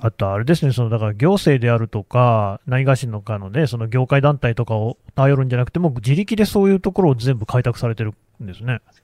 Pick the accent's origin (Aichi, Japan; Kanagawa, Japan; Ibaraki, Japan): Aichi, Japan; Nagoya; now in Tokyo, Japan; 名古屋の出身で、今は東京に住んでるんですけどね